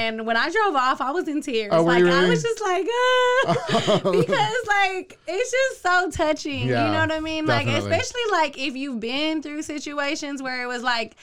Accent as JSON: {"language": "English", "town": "Waco", "region": "Texas", "country": "United States", "said": "I'm from North Waco"}